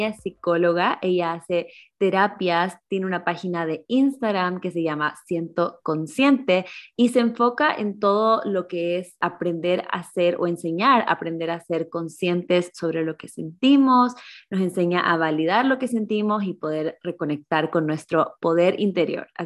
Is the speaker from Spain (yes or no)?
no; Ecuador; moved away as an adult; now in Germany; yo soy de Ecuador, pero vivo normalmente en Alemania